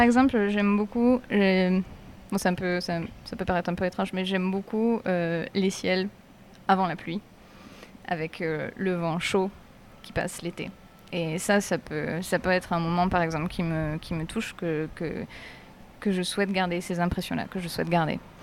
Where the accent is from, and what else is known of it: Aix-en-Provence, Provence-Alpes-Côte d'Azur, France